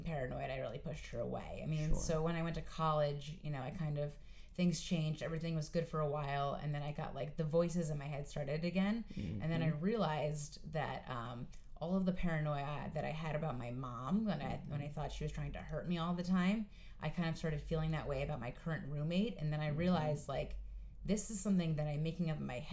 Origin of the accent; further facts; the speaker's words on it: Westchester, New York, United States; also born or lived in Astoria, Queens, New York; now in New York City, United States; I am originally from Westchester, New York, but now I reside in Astoria, Queens